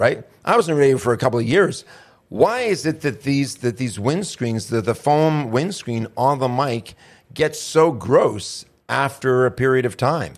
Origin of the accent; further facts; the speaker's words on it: United States; I'm an American